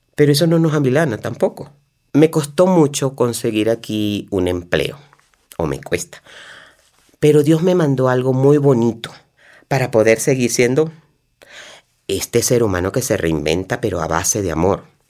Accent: Venezuela; moved away as an adult; para salir de mi país, para despedirme de mi tierra

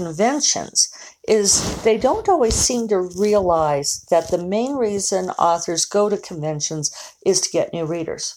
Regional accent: Denver, Colorado, United States; moved away; go up to Denver, which is my hometown.

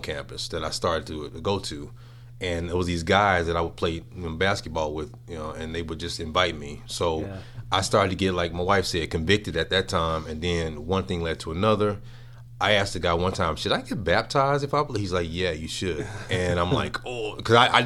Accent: Chicagoland area, Indiana, United States; Region Rats

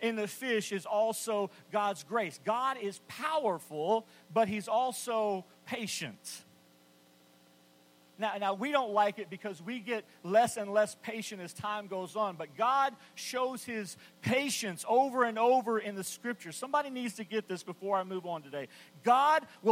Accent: West Texas, United States; I grew up in West Texas in the 70s

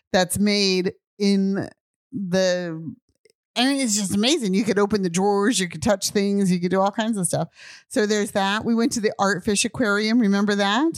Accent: United States; moved away as an adult; also born or lived in Japan; I'm American.

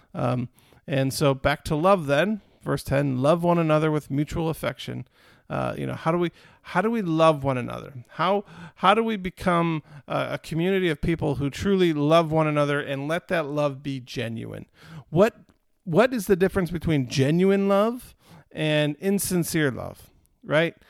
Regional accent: United States

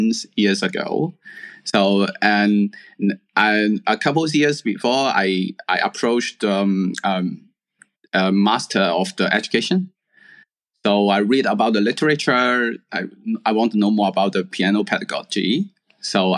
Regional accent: Hong Kong; also born or lived in mainland China; I have to go back to where I born to apply the university. So I go back to Hong Kong

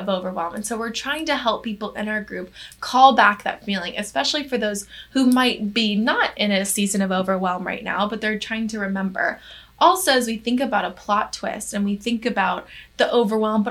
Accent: the South, United States; I am from the South myself

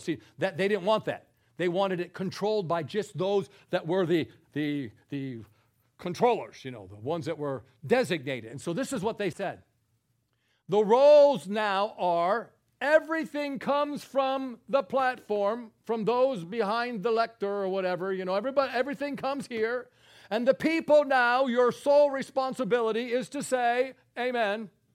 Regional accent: New York, United States; I'm a New Yorker

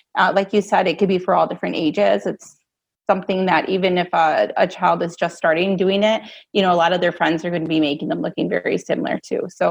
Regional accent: Marengo, Illinois, United States; I'm from Marengo, Illinois.

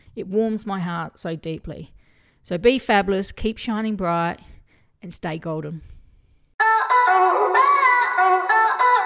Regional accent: Australia; I'm from Australia

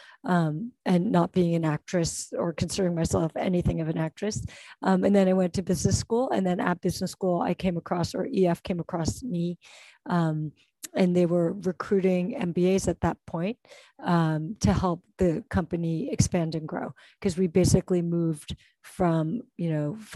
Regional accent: New Jersey, United States; moved away as an adult; also born or lived in New York City / Boston; now in Hong Kong; I grew up in New Jersey

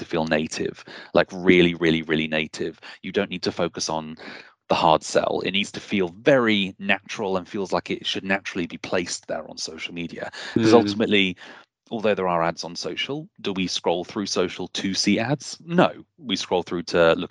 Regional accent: Bristol, South West England, United Kingdom; I come from Bristol, which has a huge arts culture

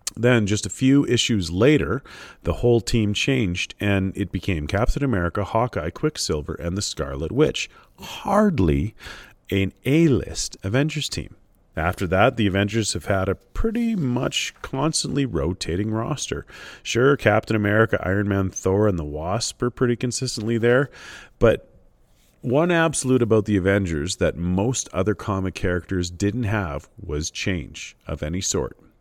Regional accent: Canada; as a Canadian reader

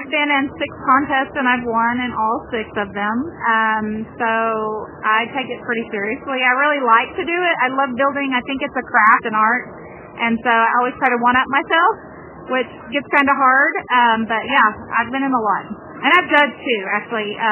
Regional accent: Arkansas, United States; with …, and I am from Arkansas

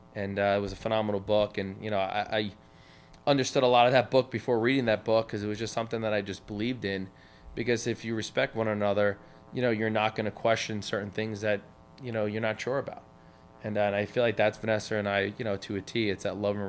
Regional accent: Smithtown, New York, United States; we grew up in Smithtown and we lived, you know, on the Nissaquag River

